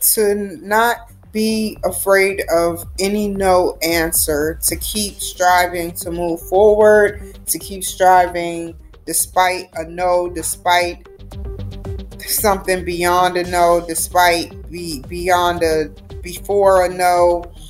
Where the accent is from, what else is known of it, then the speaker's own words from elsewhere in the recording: Santa Maria, California, United States; I come from Santa Maria, California.